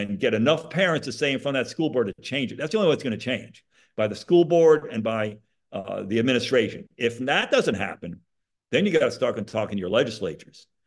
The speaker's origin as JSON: {"language": "English", "town": "Monroe", "region": "Connecticut", "country": "United States", "tie": "born or raised there", "moved": "yes", "lives_now": "Florida, United States", "said": "I grew up in Monroe, Connecticut."}